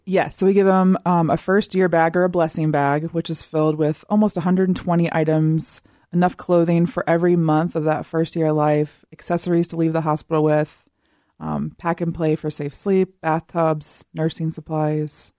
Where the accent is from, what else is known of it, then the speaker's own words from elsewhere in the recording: Southern Virginia, United States; I am from the South, Southern Virginia